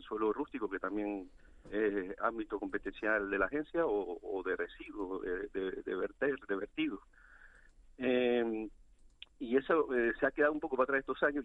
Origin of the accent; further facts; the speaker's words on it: Valle Gran Rey, Canary Islands, Spain; yo soy de La Gomera, de Valleran Rey